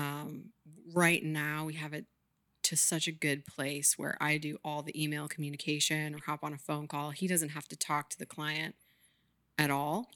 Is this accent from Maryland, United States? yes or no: no; Maine, United States; moved away; also born or lived in Richmond, Virginia / Santa Fe, New Mexico / San Francisco; I'm from Maine